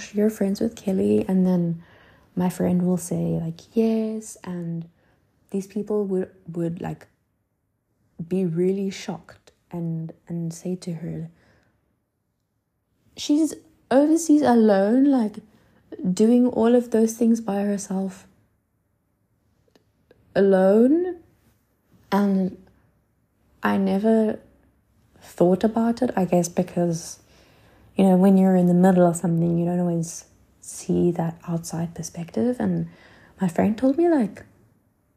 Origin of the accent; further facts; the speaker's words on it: South Africa; moved away as an adult; now in Paris, France; I'm South African